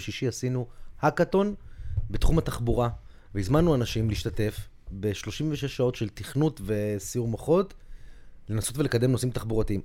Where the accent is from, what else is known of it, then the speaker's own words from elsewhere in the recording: Tel Aviv, Tel Aviv District, Israel; אני גדלתי באזור שתיים בתור ילד